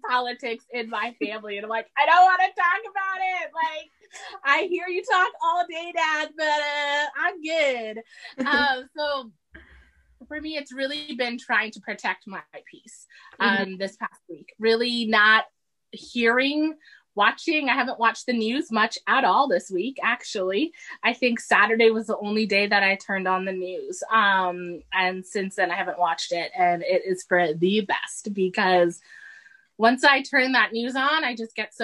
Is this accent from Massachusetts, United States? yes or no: yes; Massachusetts, United States; also born or lived in Saudi Arabia; we moved straight to Massachusetts, and this is where I was raised.